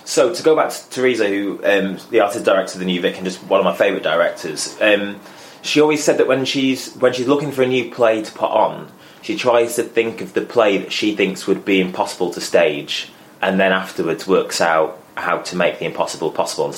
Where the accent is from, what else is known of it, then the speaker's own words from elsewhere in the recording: Manchester, North West England, United Kingdom; growing up in Manchester, obviously generally I've only really seen theatre in the round